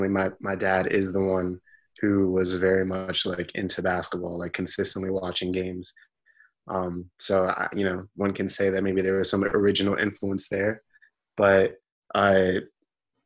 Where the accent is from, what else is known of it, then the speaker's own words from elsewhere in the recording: New York City, New York, United States; also born or lived in Brooklyn; Lower East Side, where I'm born and raised pretty much all my life. I was born in Brooklyn